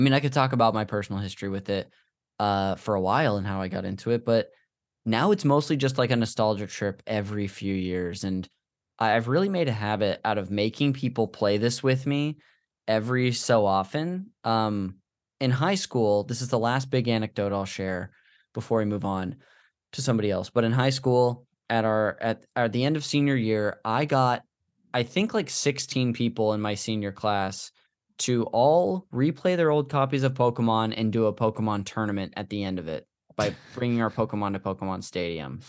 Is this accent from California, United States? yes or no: yes; Modesto, California, United States; this church we went to growing up in Modesto